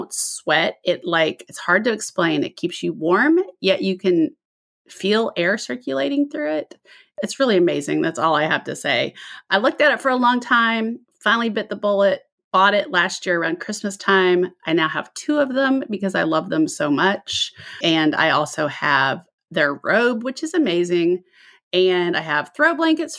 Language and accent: English; Overland Park, Kansas, United States; also born or lived in Denver; now in Alabama, United States; you live in my hometown